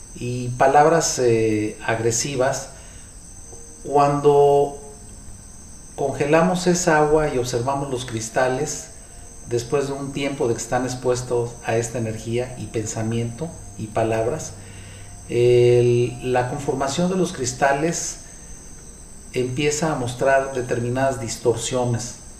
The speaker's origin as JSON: {"language": "Spanish", "country": "Mexico", "said": "Los mexicanos nos comportamos de una manera"}